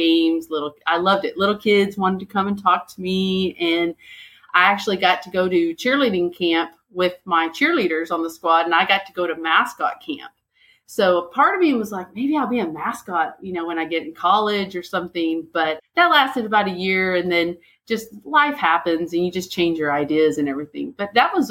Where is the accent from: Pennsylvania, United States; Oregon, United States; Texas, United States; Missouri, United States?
Texas, United States; Denver City; I was born and raised in West Texas over in the Panhandle. And so I'm a small town West Texas girl. We had three stoplights, a little town called Denver City